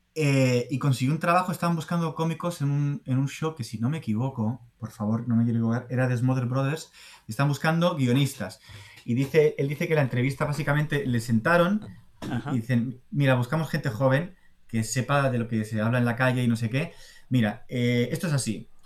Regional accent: Spain; also born or lived in Boston / Madrid; soy español

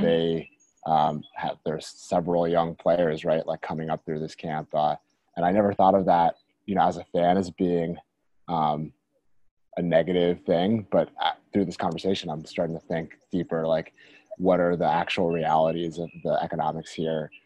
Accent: Washington, District of Columbia, United States; I'm from Washington

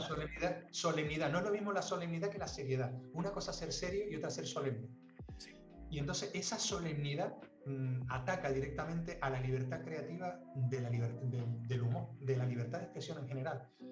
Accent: Las Palmas, Canary Islands, Spain; also born or lived in Tenerife; Vivíamos en Las Palmas, yo nací en Las Palmas

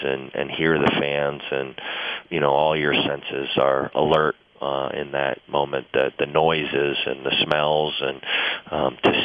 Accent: Philadelphia, Pennsylvania, United States; moved away; I grew up in the Philadelphia area

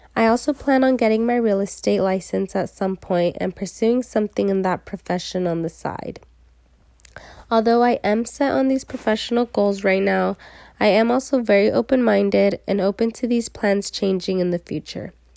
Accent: San Diego, California, United States; I am a local from San Diego, just thirty minutes north of state

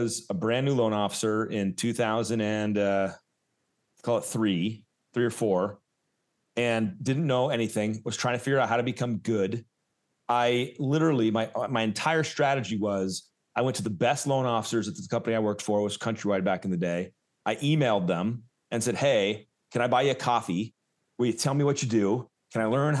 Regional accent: Southern California, United States; also born or lived in Oakland, California; I'm from SoCal.

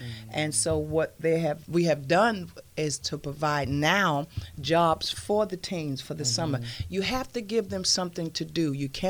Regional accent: New York City, New York, United States; now in Fayetteville, United States; originally from New York City, now living in Fayetteville, North Carolina.

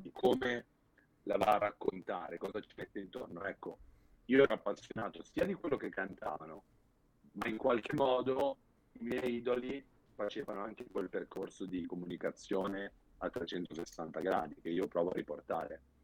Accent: Milan, Lombardy, Italy; fin da bambino, sono di Milano, eh, ho Monza qua vicino

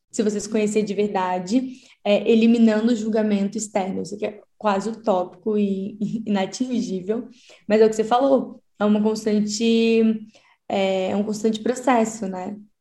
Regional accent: Espírito Santo, Brazil; now in São Paulo, Brazil; Eu sou do Espírito Santo, mas atualmente eu moro em São Paulo

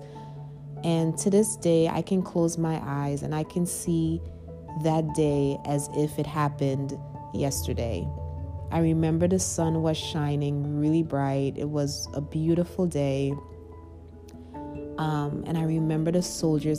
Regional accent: Trinidad & Tobago; growing up in Trinidad, when I was young, I was about 4 years old.

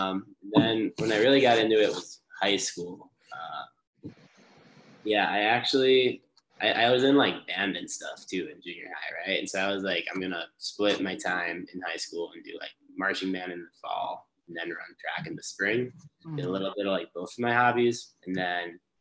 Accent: around Chicago, Illinois, United States; moved away; also born or lived in West Lafayette, Indiana; growing up around Chicago

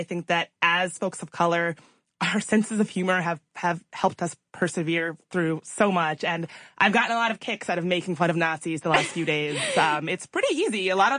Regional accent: right outside of Richmond, Virginia, United States; I grew up right outside of Richmond, Virginia, on going to school right near Monument Avenue every day.

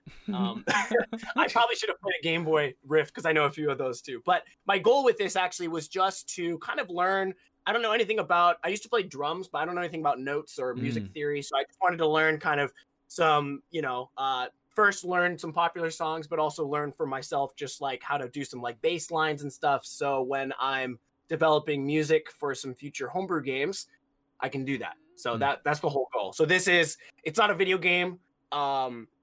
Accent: Portland, Oregon, United States; moved away as an adult; now in Osaka, Japan; I'm living now. I'm from Portland, Oregon

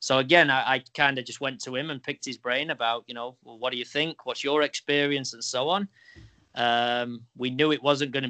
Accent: England, United Kingdom; now in New York, United States; I grew up in England

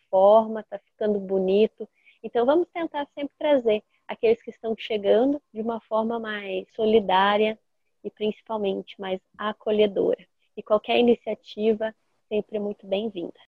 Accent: Rebouças, Paraná, Brazil; now in Foz do Iguaçu, Brazil; eu estava na minha cidade natal, que é Rebouças, eu não sou de Foz do Iguaçu originalmente

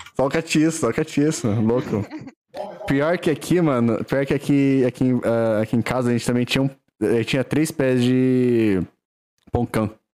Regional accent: Valinhos, São Paulo, Brazil; eu sou, eu sou de Valinhos, cidade do Figo, Pará, São Paulo

